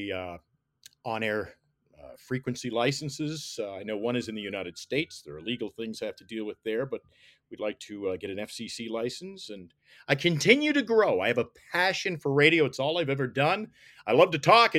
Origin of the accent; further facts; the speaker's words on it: Nova Scotia, Canada; now in Iqaluit, Canada; growing up in Nova Scotia